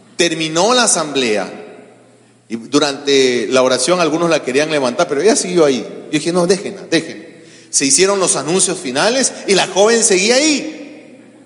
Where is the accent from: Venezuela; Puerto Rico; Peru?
Peru; eran los líderes nacionales de los testigos de Jehová en mi país